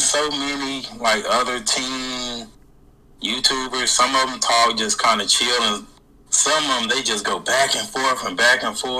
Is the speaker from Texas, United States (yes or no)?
yes; Dallas, Texas, United States; Dallas, Texas.